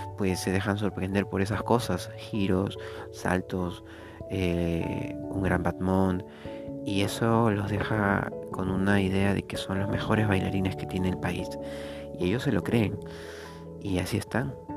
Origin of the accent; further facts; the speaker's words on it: Peru; en mi país, en Perú, donde vivo